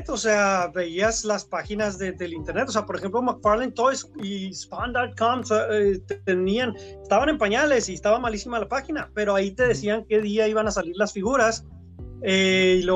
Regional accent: Ciudad Juárez, Chihuahua, Mexico; also born or lived in Mexico City / Monterrey / New York; Sí, o sea, yo este, soy pues de Ciudad Juárez, aunque nací en la Ciudad de México, me trajeron desde pequeñito a, Ciudad Juárez.

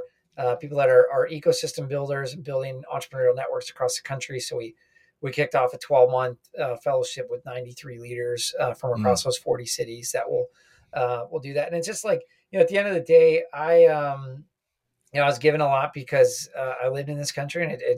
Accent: Minnesota, United States; also born or lived in Washington, D.C.; My background, I grew up in Minnesota, finally grew up my hockey hair here, during the pandemic, went to University of Minnesota

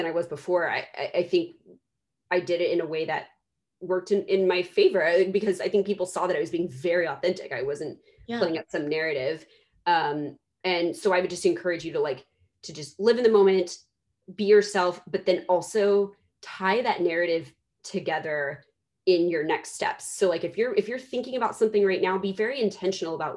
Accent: Dallas, Texas, United States; I'm from Dallas, Texas. I say y'all.

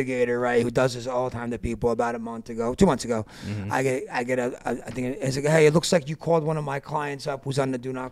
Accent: East Coast, United States; moved away as an adult; I'm from the East Coast. I moved out here 4 years ago.

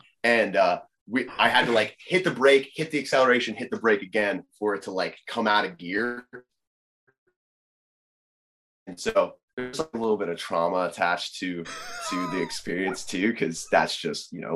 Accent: Oceanport, New Jersey, United States; we grew up in Oceanport and there's the Monmouth racetrack

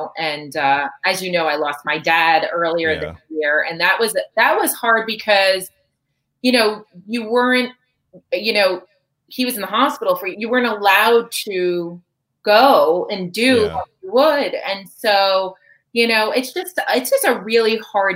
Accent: New Jersey, United States; accent: Jersey; my Jersey accent

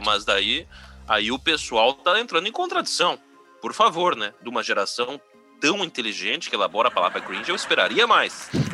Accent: São Leopoldo, Rio Grande do Sul, Brazil; eu sou, de, eu sou de São Leopoldo

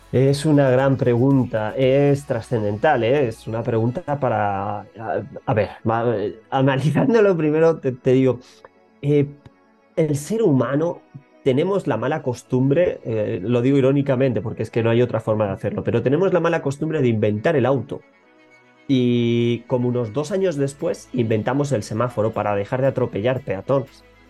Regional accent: Madrid, Community of Madrid, Spain; moved away as an adult; now in Ecuador; vengo desde España, yo nací en Madrid, pero ya muy jovencito me picaba descubrir aires nuevos

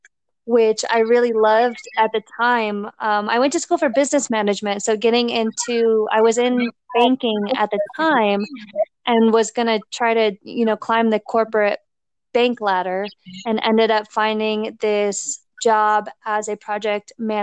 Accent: Arizona, United States; also born or lived in Minnesota / Colorado; I was born in Minnesota and I ended up moving to Arizona with my family and my mom. And I lived in Arizona, went to elementary school, junior high school, and then most of college.

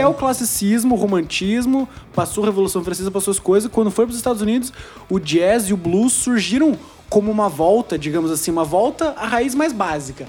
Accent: Brazil; Toda a nossa raiz, como sul-americanos, como brasileiros

